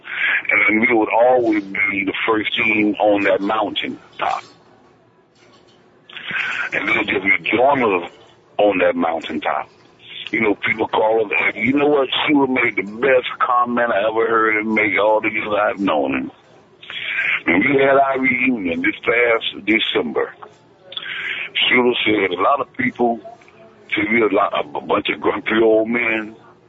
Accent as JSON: {"language": "English", "region": "the South", "country": "United States", "said": "And I was from the South"}